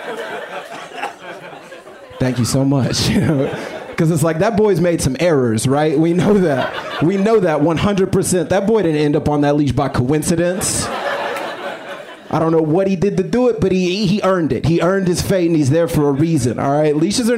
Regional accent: Austin, Texas, United States; I'm from Austin

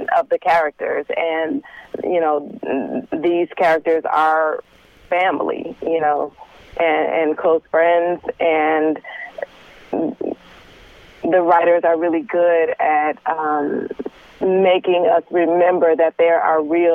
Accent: Detroit, Michigan, United States; I'm from Detroit. Yes. So I, you know, am able to draw from, you know, some of my surroundings growing up

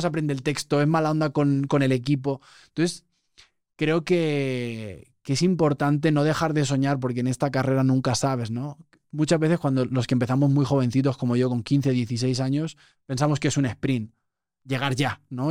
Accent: Spain; moved away; nuestro acento es muy marcado

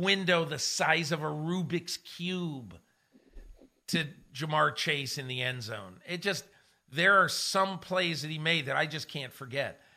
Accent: Connecticut, United States; I grew up in Connecticut

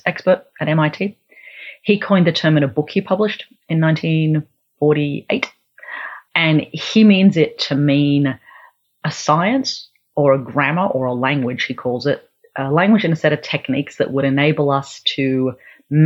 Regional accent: Australia; also born or lived in Melbourne / Canberra / Central and Northern Australia; I grew up part of my time in Melbourne and Canberra here in Australia, and then part of my time living in Central and Northern Australia

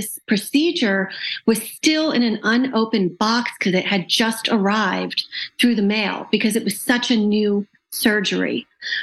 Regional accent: Western Massachusetts, United States; I was born in Western Massachusetts in a town that unfortunately doesn't really have any large teaching institutions, hospitals

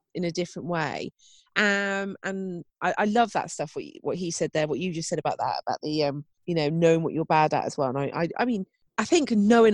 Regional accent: United Kingdom; us being British

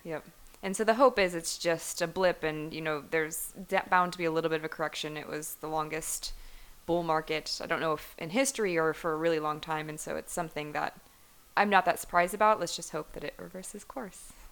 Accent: Cleveland, Ohio, United States; moved away; growing up in Cleveland, I, I was around a lot of kids in my high school

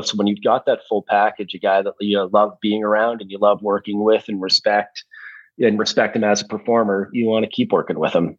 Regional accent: Listowel, Ontario, Canada; I was raised in in Listowel, Ontario

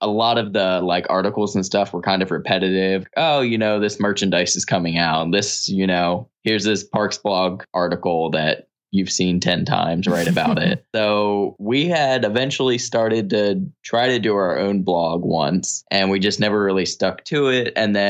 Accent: Pennsylvania, United States; moved away; I'm from Pennsylvania.

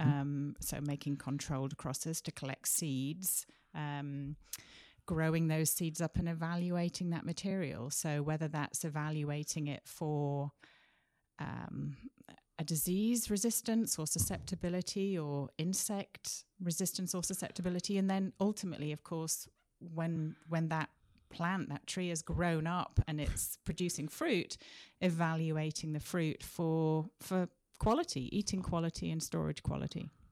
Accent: Sheffield, Yorkshire and the Humber, United Kingdom; moved away as an adult; also born or lived in Leeds; now in Wenatchee, United States; I grew up in a city called Sheffield, which is slap bang in the middle of England.

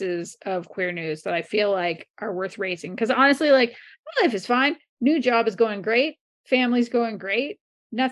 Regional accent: Canada; I'm a Canadian

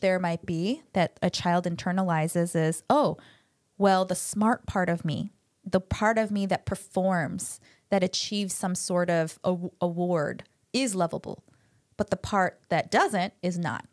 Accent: United States; first language Korean; I grew up speaking Korean, but lost a lot of it 'cause I grew up in America

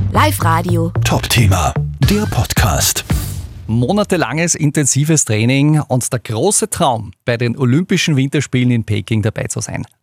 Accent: Upper Austria, Austria; bei uns in Oberösterreich

